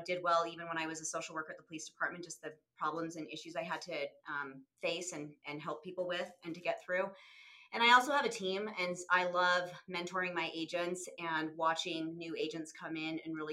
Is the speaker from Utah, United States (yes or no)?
yes; St. George, Utah, United States; moved away as an adult; also born or lived in Salt Lake City, Utah; I'm from Utah. I was born and raised down in southern Utah, down near Lake St. George, and moved to Salt Lake about 28 years ago.